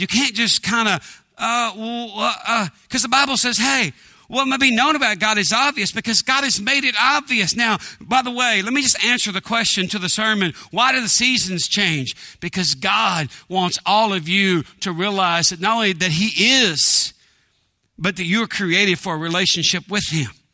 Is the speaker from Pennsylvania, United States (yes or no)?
no; East Texas, United States; I grew up in East Texas in a small town